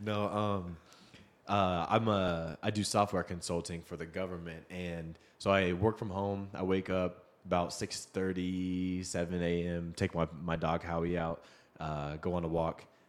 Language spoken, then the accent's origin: English; Seattle, Washington, United States; moved away; I grew up in Seattle